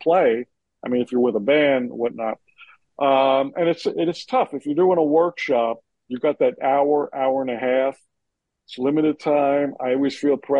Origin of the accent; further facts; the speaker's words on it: Union, New Jersey, United States; I grew up in Union, New Jersey